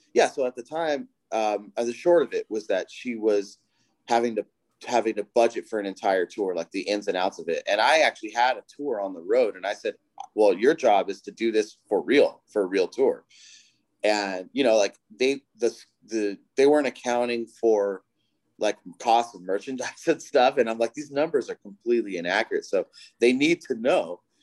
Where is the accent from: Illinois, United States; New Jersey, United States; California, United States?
California, United States; Southern; I'm from Southern California